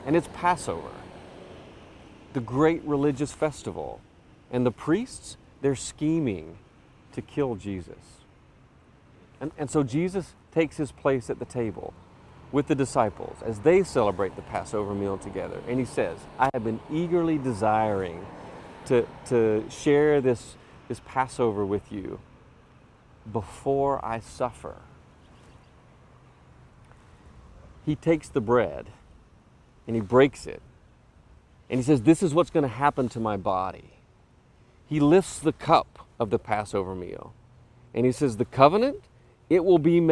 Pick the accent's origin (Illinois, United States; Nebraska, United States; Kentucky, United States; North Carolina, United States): North Carolina, United States; Cherokee; I'm from Cherokee, North Carolina